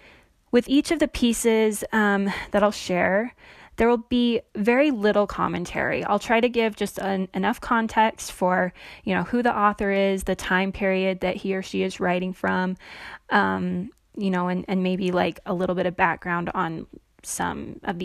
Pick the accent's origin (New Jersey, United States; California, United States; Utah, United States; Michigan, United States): Utah, United States; St. George; I'm 31 years old. I grew up Mormon in the St. George area in southwestern Utah.